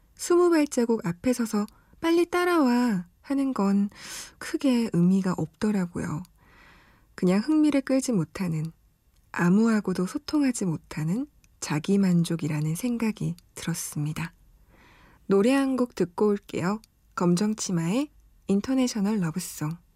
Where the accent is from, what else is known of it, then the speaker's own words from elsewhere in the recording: Busan, South Korea; moved away; 저는 부산 사람으로서